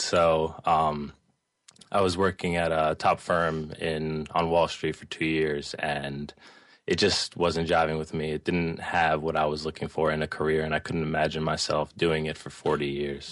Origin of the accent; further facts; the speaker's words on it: Bergen County, New Jersey, United States; also born or lived in Staten Island, New York; I grew up in northern New Jersey in Bergen County. Um, I actually was born in Staten Island, but moved there when I was very young